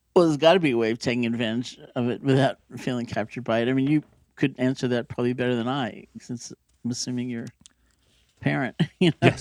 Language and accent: English; New York City, New York, United States; I grew up in New York City